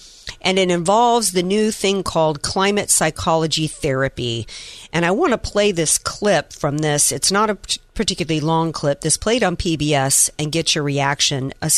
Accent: Deep South, United States; I grew up in the Deep South, hurricanes, tornadoes and different things.

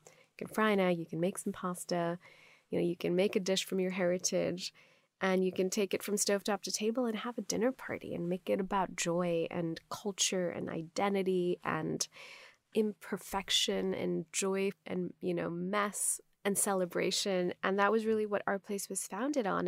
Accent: Pakistan; first language Urdu; English is a second language; moved away as an adult; also born or lived in Stanford, United States / Dubai, United Arab Emirates; now in Los Angeles, United States; if you grew up in Pakistan, now I live in Los Angeles

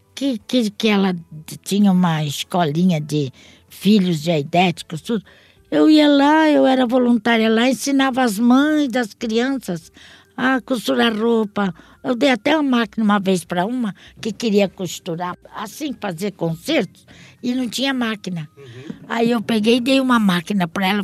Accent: Santos, São Paulo, Brazil; also born or lived in Portugal; sempre fui radicada aqui Entendi. em Santos. Sempre morei em Santos

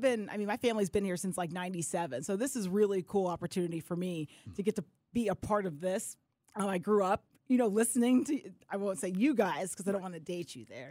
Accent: Atlanta, Georgia, United States; I grew up in Atlanta Went to North Gwinnett High School, went to Georgia State

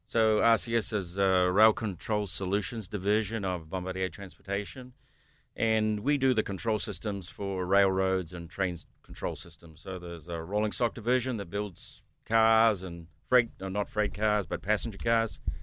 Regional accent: New Zealand; moved away as an adult; also born or lived in United States; now in Pittsburgh, United States; originally I'm from New Zealand

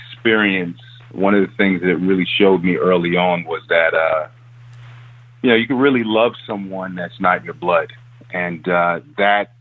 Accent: New York City, New York, United States; I was born in Harlem

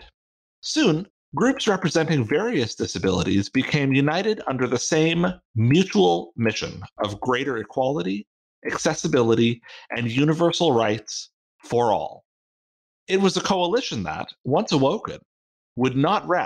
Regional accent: Canada; I'm Canadian

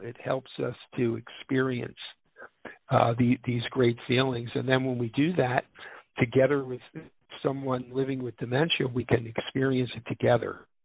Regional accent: Philadelphia, Pennsylvania, United States; I grew up in Philadelphia

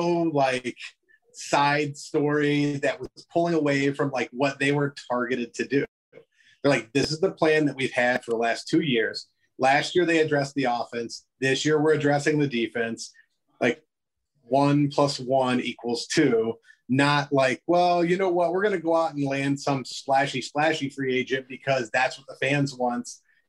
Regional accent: Louisville, Kentucky, United States; now in Ohio, United States; I'm from Louisville, Kentucky

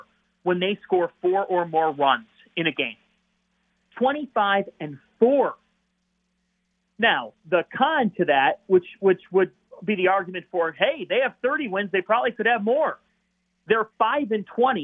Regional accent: Cleveland, Ohio, United States; I grew up in Cleveland, Ohio

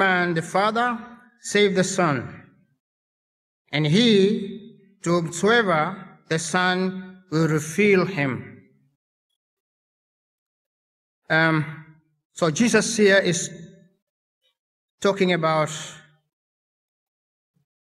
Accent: Kenya; English is a second language

